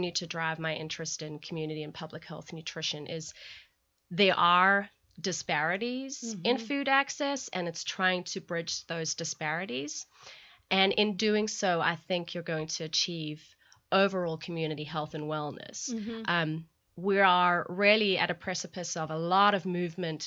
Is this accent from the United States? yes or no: no; South Africa; moved away; growing up in South Africa